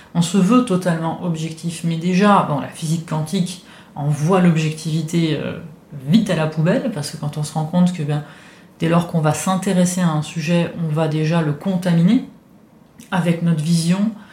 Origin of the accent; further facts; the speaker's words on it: Italy; French is a second language; now in France; je viens d'Italie, je suis habitué à vivre dans un monde où la religion est très très présente